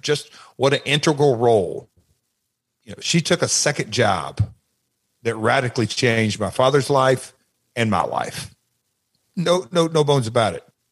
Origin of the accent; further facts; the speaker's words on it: Nashville, Tennessee, United States; I grew up in Nashville